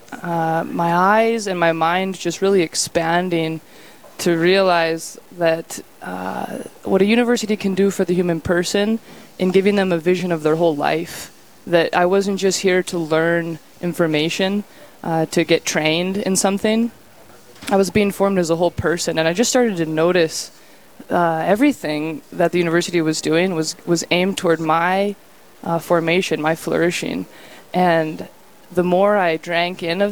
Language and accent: English; Rapid City, South Dakota, United States; moved away as an adult; now in Bismarck, United States; I am originally from Rapid City in South Dakota, the Black Hills, and I'm the youngest of five children. And I went to Catholic school there, grade school through high school